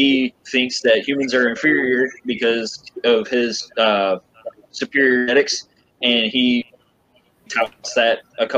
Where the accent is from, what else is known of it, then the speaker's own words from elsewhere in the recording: Missouri, United States; my home state of Missouri